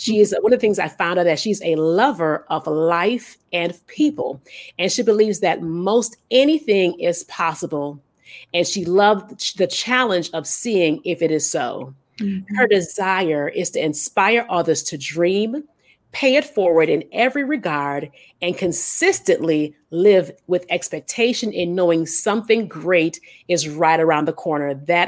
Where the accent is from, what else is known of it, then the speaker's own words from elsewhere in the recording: Illinois, United States; I'm from Illinois. And so I actually, I think when everything started to open up slowly, I went back home to Illinois just to visit, you know, my mom.